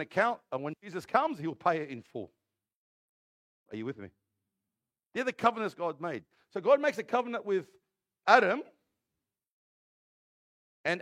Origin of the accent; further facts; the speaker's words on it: Granville, New South Wales, Australia; I'm from Granville